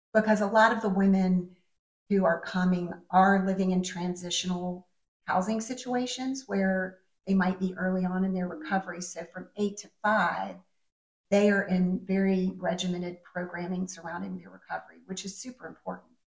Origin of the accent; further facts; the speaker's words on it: Richmond, Virginia, United States; I grew up here in Richmond